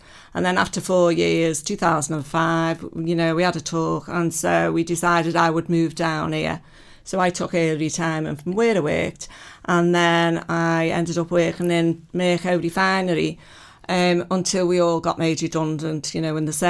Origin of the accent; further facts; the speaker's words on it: Liverpool, North West England, United Kingdom; moved away as an adult; also born or lived in Lancashire; now in Pembrokeshire, United Kingdom; originally I'm from Liverpool, and then I was there for 27 years, and then I lived in Lancashire for 27 years.